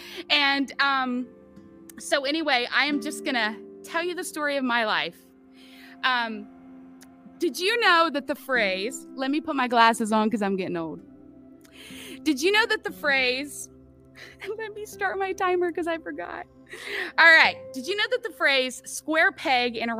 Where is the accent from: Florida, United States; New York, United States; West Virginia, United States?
West Virginia, United States; moved away; I was born and raised in West Virginia